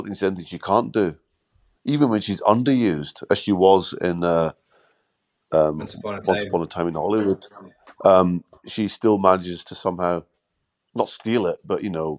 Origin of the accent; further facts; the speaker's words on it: Scotland, United Kingdom; also born or lived in London; I was born in London, grew up in Scotland.